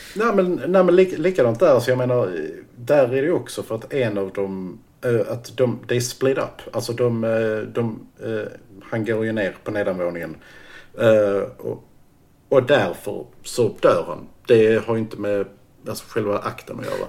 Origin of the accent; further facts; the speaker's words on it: Hörby, Skåne, Sweden; jag växte upp i lilla Hörby